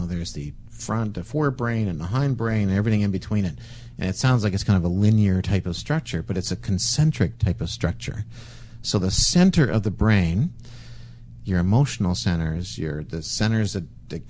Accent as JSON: {"language": "English", "country": "Canada", "said": "we're Canadian"}